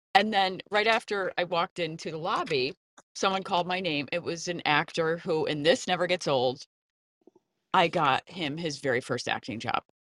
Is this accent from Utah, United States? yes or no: no; Connecticut, United States; I saw my first Broadway show growing up in Connecticut